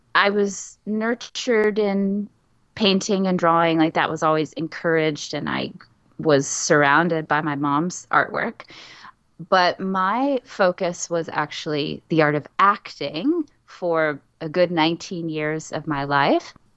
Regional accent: San Antonio, Texas, United States; I grew up in San Antonio, Texas

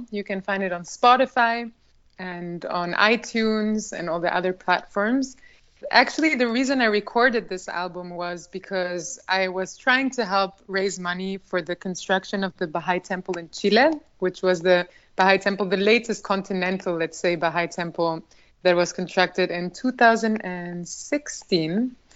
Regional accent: Albania; so yes, growing up in Albania in that kind of environment was something that I very much cherish

